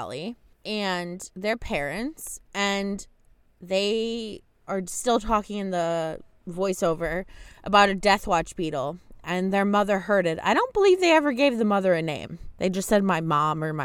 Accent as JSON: {"language": "English", "region": "Michigan", "country": "United States", "said": "I'm from Michigan"}